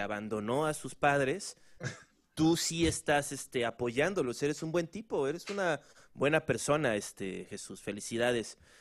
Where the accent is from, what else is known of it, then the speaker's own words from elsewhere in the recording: Acapulco, Guerrero, Mexico; moved away; soy, de Acapulco Guerrero, pues. O sea, no, no soy de la gran ciudad como ustedes.